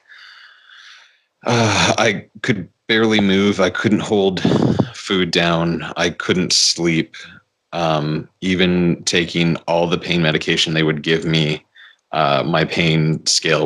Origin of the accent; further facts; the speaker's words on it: Victoria, British Columbia, Canada; my hometown of Victoria